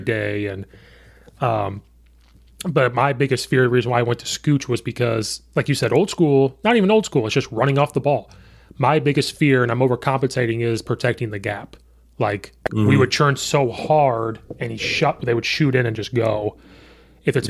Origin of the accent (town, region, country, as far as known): central Illinois, United States; now in Chicago suburbs, United States